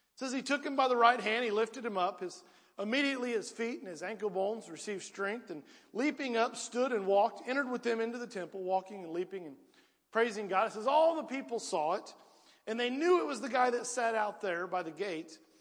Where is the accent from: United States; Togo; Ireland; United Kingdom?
United States; Piedmont; I was raised in Piedmont